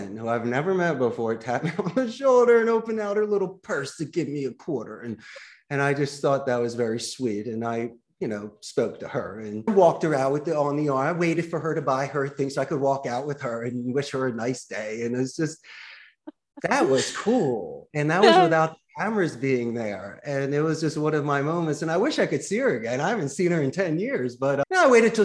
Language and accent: English; Philadelphia, Pennsylvania, United States; accent: Philly; now in Costa Rica; my Philly accent